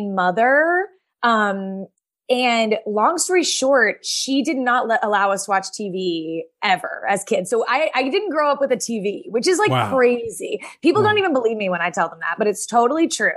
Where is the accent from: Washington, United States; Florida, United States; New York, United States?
New York, United States; as a New Yorker